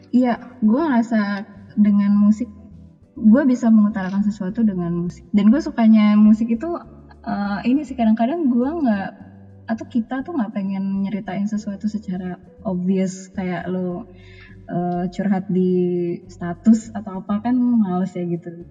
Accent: Minangkabau, Indonesia; kalau bahasa tradisional paling bahasa Minang karena gue orang Minang

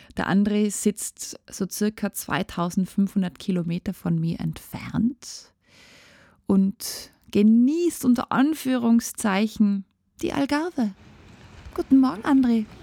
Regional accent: Tyrol, Austria; bei uns in Tirol

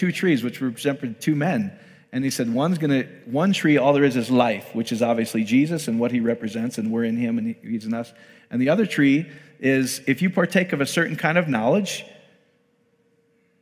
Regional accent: Iowa, United States; I'm from Iowa, speak slowly.

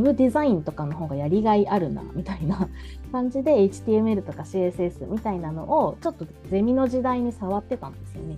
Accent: Kumamoto, Japan; moved away as an adult; now in Tokyo, Japan; 熊本県出身なんですけど

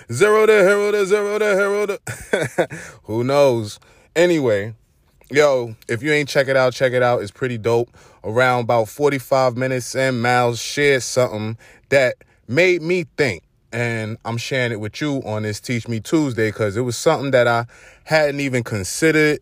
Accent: New York City, New York, United States; accent: Brooklyn; my Brooklyn accent

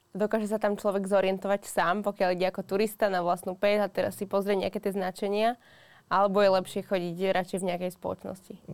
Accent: Trenčín, Trenčín Region, Slovakia; u nás v Trenčine

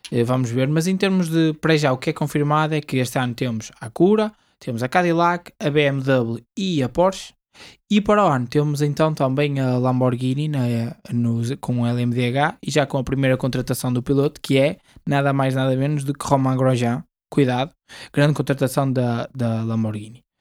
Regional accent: Portugal; nós somos portugueses

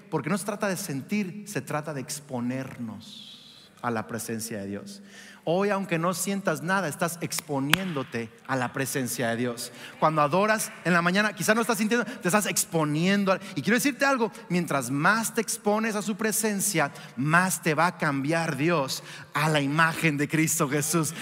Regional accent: Mexico; moved away; soy de México, ¿ah? porque parezco güero, pero venía de México

